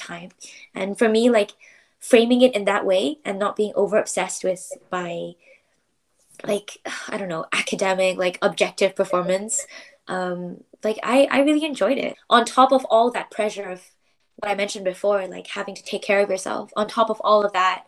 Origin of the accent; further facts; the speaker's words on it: Malaysia; moved away as an adult; now in United Kingdom; I got to meet other Malaysians. I got to like hear my mother tongue